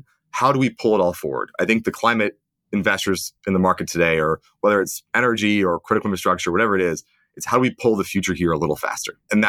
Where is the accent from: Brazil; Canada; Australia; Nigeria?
Canada; also born or lived in United States / England; Yeah, I'm Canadian. And growing up, I lived in the US, Canada, and England.